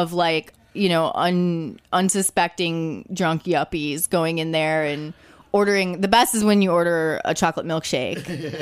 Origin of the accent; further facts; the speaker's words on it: Chicago, Illinois, United States; I'm from Chicago